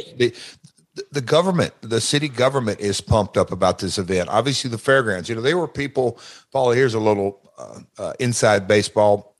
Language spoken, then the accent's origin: English; Nashville, Tennessee, United States; Nashville's my hometown. I grew up about, I don't know, eight minutes from the fairgrounds